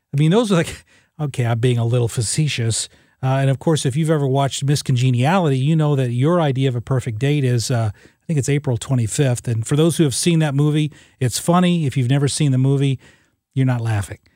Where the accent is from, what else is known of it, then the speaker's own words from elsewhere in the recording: Southern Illinois, United States; I grew up in Southern Illinois, a first person in my family to ever go to college.